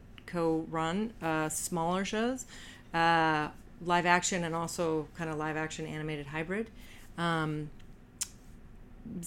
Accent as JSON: {"language": "English", "country": "Canada", "moved": "yes", "said": "I'm Canadian, but I don't speak French"}